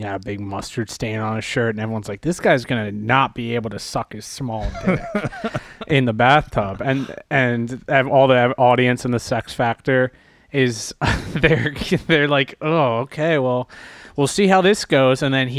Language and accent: English; Media, Pennsylvania, United States; I'm from Media Pennsylvania.